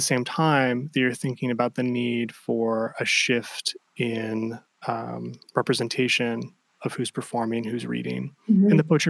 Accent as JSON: {"language": "English", "region": "Ohio", "country": "United States", "said": "I feel like I'm also from the Midwest. I'm from Ohio."}